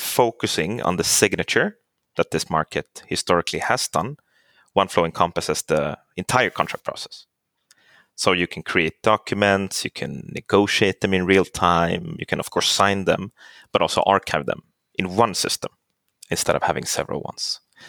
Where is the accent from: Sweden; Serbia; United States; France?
Sweden; Stockholm, Stockholm County; English is a second language; moved away as an adult; now in Finland; I'm born and raised in Stockholm, but I speak Finnish.